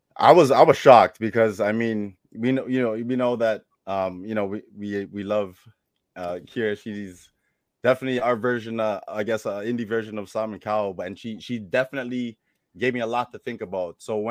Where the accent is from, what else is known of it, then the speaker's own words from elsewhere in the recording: Toronto, Ontario, Canada; now in Nova Scotia, Canada; I'm originally from Toronto. I currently live in Nova Scotia, which is on the East Coast.